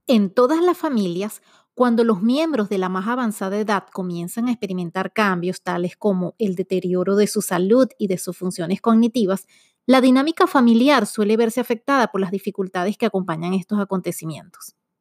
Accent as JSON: {"language": "Spanish", "country": "Venezuela", "said": "Como buena venezolana"}